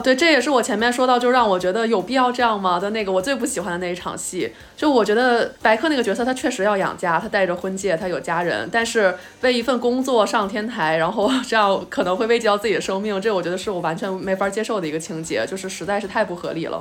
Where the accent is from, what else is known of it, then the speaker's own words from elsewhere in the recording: Beijing, China; 我作为一个北京人